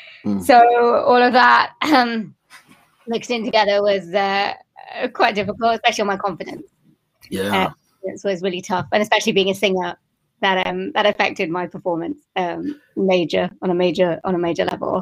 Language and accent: English; Wales, United Kingdom; born there; I've got Indian family, and I was born in Wales, but my family wasn't.